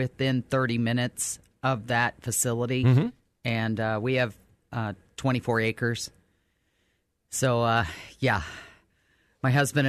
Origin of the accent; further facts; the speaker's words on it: New Albany, United States; I grew up in New Albany, as we've talked about before, and I have friends who still live there.